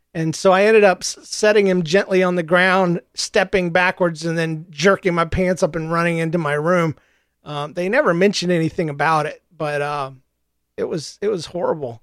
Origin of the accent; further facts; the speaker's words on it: the South, United States; I'm from the South, and we don't believe in cremation in the South.